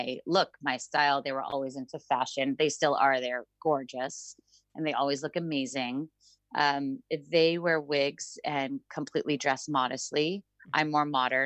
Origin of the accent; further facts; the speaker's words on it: Santa Monica, California, United States; I grew up in Los Angeles as a daughter of a Chabad rabbi in Revitzen. I'm one of 12 children and we grew up in Santa Monica